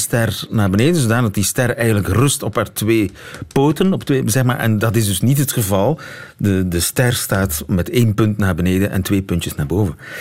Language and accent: Dutch; Flanders, Belgium